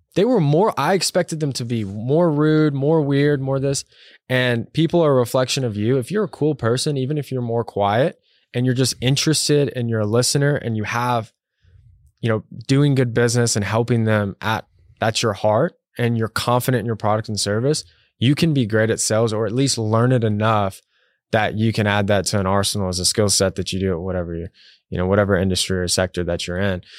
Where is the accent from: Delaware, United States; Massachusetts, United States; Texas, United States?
Texas, United States; moved away as an adult; also born or lived in New York; I'm from Texas